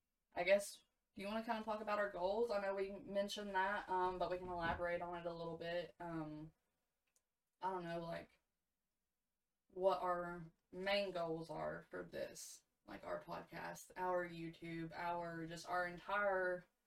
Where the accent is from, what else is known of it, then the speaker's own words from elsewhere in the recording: East Tennessee, United States; We're from East Tennessee.